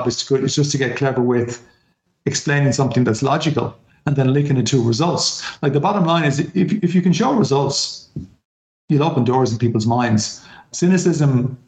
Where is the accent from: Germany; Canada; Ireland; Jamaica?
Ireland; as an Irish person